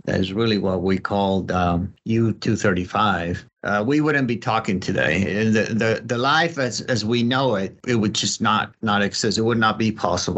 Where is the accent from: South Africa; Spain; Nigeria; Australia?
Spain; moved away; also born or lived in Colorado; I'm from Spain. That's where I grew up.